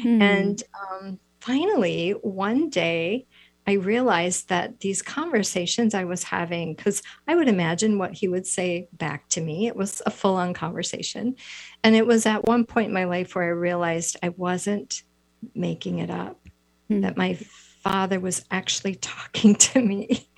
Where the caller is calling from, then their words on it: Wisconsin, United States; I am in the Midwest. I'm in Wisconsin, so we're a couple hours later.